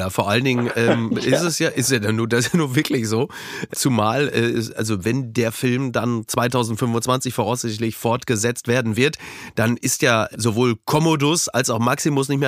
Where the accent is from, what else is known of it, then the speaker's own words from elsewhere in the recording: Henrichenburg, North Rhine-Westphalia, Germany; komme ja auch in mein Heimatdorf ähm, morgen wieder zurück nach Henrichenburg. Da ist es mit Kneipen, glaube ich, ähnlich. Ähm, dafür gibt es natürlich, also ich sag mal so, da wo meine Grundschule war, da ist jetzt ein Rossmann.